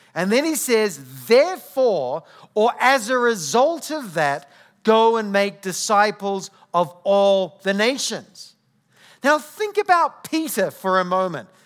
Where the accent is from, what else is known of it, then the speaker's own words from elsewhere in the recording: New Zealand; accent: New Zealand; moved away; I come from New Zealand. So if you're trying to figure out where my accent comes from, uh, New Zealand